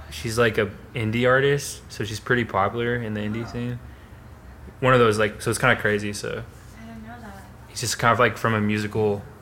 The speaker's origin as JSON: {"language": "English", "town": "Seattle", "region": "Washington", "country": "United States", "tie": "born or raised there", "said": "I grew up in Seattle."}